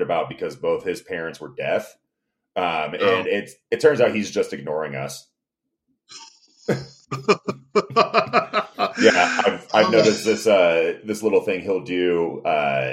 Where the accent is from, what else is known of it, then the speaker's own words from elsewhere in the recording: Bloomington, Indiana, United States; also born or lived in Kansas City / Springfield, Ohio; now in Indianapolis, United States; So I was actually born in Kansas City, but we moved to Bloomington, when I was about 3. So I grew up in Bloomington